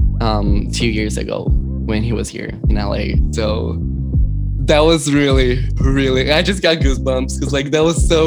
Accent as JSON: {"language": "English", "country": "Brazil", "tie": "born or raised there", "moved": "yes", "lives_now": "Los Angeles, United States", "said": "I was born in Brazil"}